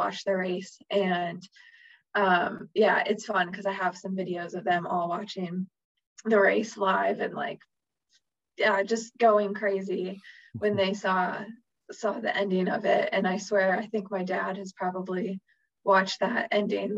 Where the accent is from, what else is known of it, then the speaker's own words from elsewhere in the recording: Chicago, Illinois, United States; moved away as an adult; also born or lived in Wisconsin; growing up in Chicago